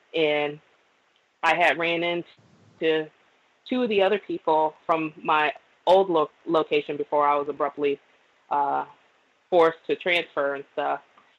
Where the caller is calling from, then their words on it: Florida, United States; also born or lived in New Orleans, Louisiana; I'm calling from Florida, but I used to reside in New Orleans at one point.